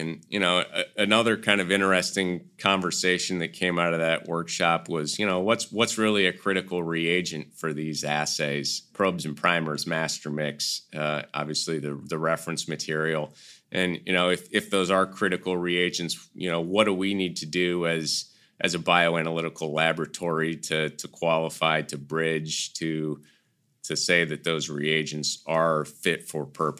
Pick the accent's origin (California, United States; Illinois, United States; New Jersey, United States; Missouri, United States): Missouri, United States; Kansas City; now in North Carolina, United States; But I was born and raised on Kansas City barbecue, and it's just not the same here.